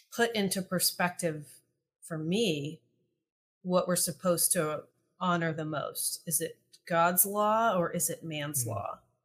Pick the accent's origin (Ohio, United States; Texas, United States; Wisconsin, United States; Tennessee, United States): Texas, United States; East; I grew up in East Texas